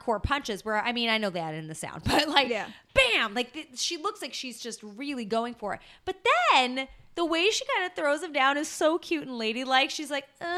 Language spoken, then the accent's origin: English; Southern California, United States; growing up in Southern California